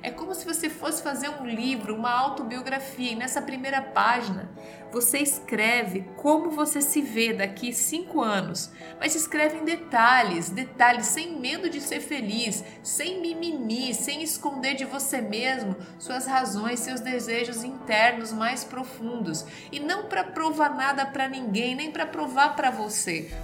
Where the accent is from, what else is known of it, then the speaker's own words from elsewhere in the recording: Santa Catarina, Brazil; eu sou da região de Santa Catarina